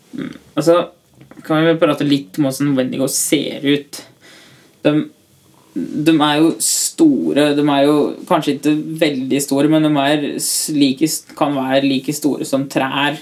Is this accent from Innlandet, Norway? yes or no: yes; Tynset, Innlandet, Norway; kommer fra Tynset.